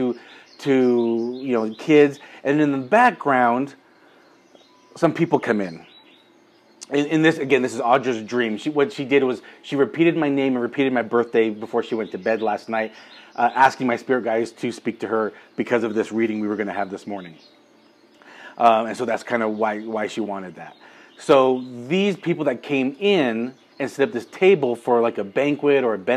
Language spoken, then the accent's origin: English; Utah, United States; we're from Utah. The dominant religion here is Mormon or the LDS Church. I was baptized and raised LDS